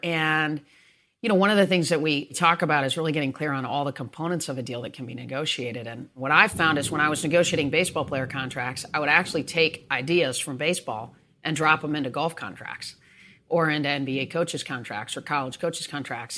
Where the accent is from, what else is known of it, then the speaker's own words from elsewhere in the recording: East Lansing, Michigan, United States; moved away as an adult; also born or lived in Atlanta; I Grew up in East Lansing, awesome parents, and, uh, went two miles down the road to Michigan State.